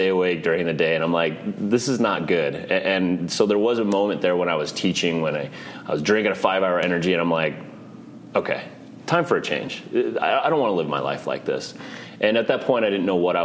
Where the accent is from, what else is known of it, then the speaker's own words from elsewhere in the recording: Arvada, Colorado, United States; I grew up in Arvada, Colorado, so just a suburb of Denver.